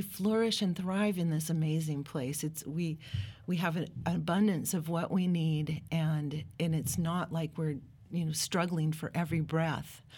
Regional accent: Pacific Northwest, United States; I grew up in the Pacific Northwest. My dad was a forester.

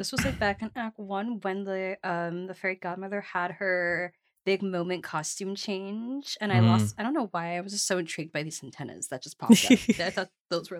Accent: Jamaica; I'm Jamaican, we leave out letters sometimes

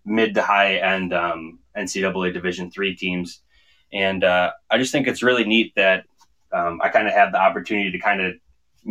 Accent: Wisconsin, United States; moved away; also born or lived in White Bear Lake, Minnesota / New Ulm, Minnesota / Iowa; I'm from Wisconsin

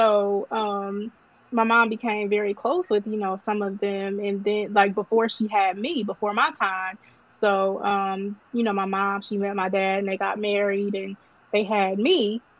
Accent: Flint, Michigan, United States; moved away as an adult; now in Baltimore, United States; I live in Baltimore. I've been in Baltimore for 12 years. I'm originally from Flint. What up, though? Flint Town? Fly City, the 810, that is home. Born there. Grew up there all my life. And I moved to Baltimore, I guess, 12 years ago.

